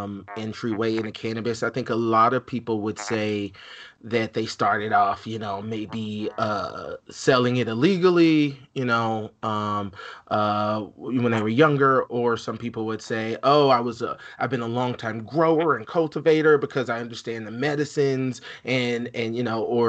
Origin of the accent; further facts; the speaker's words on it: Alabama, United States; I'm originally from Alabama.